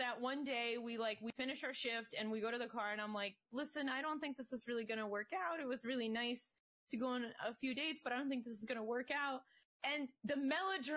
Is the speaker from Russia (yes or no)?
yes; Russia; moved away; I come from Soviet Russia